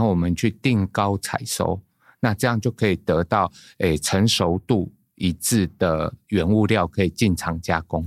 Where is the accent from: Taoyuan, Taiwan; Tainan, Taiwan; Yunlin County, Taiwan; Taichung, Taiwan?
Taoyuan, Taiwan; Guishan; 我来自桃园的龟山